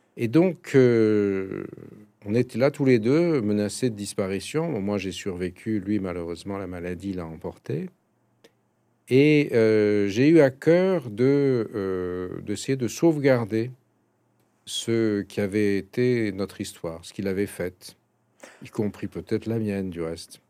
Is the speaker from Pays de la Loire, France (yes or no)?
no; Paris, Île-de-France, France; j'ai été éduqué en français, je suis né à Paris